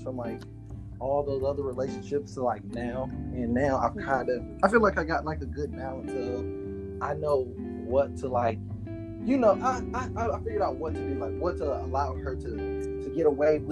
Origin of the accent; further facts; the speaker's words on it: San Antonio, Texas, United States; I'm from San Antonio